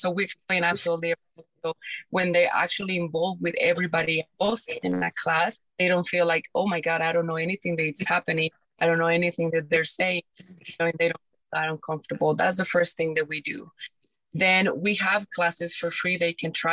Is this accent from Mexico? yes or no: yes; Mexico; moved away; I'm from Mexico